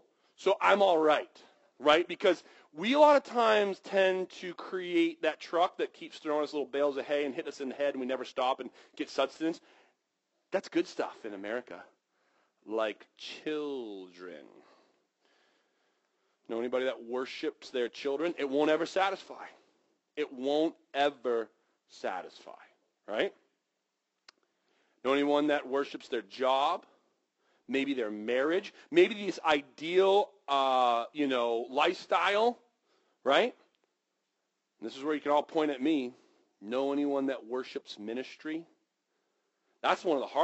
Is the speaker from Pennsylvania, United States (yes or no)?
no; Western Maine, United States; I grew up in Western Maine